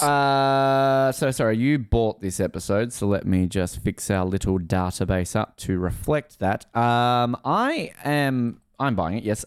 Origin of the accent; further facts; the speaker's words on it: Australia; I'm from Australia.